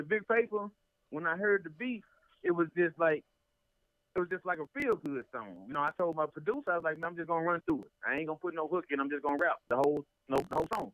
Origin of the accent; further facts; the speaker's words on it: North Alabama, United States; I'm from Mustangs, Alabama, North Alabama, which is in the west corner of Alabama.